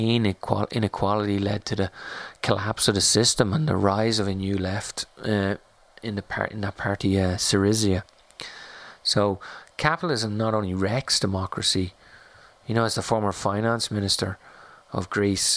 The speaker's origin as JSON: {"language": "English", "country": "Ireland", "tie": "born or raised there", "also_born_or_lived": "France", "moved": "yes", "said": "growing up in Ireland or living in France"}